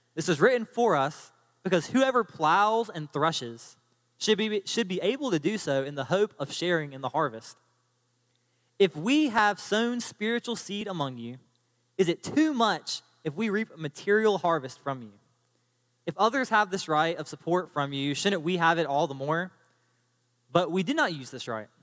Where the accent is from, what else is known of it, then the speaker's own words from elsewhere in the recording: United States; as an American citizen